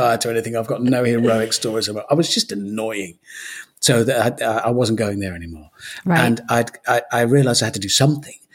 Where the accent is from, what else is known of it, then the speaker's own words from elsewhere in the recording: Birmingham, West Midlands, United Kingdom; moved away as an adult; also born or lived in London / Cheltenham; now in Ross-on-Wye, United Kingdom; I was born in Birmingham, raised in Birmingham